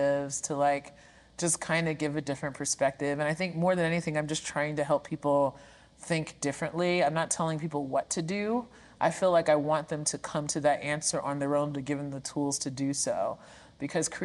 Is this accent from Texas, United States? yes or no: no; New York City, New York, United States; I am from Brooklyn, New York, born and raised in New York City.